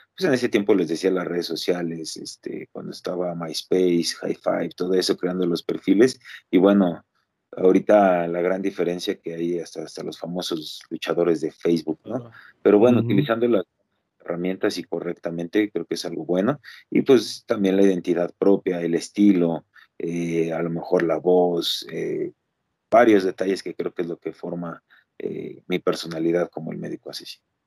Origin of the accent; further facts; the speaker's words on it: Mexico; todos en algún momento como mexicanos lo que queremos es llegar a la Arena México